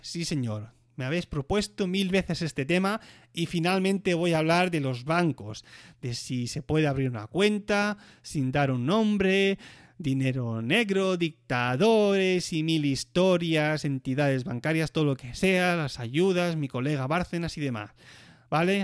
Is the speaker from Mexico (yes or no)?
no; Catalonia, Spain; moved away as an adult; now in Switzerland; como decimos catalanes